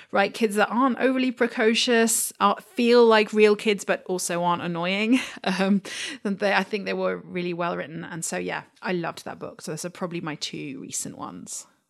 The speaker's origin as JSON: {"language": "English", "country": "United Kingdom", "also_born_or_lived": "Washington DC", "moved": "as an adult", "lives_now": "London, United Kingdom", "said": "being a Brit who's worked in an American bookshop"}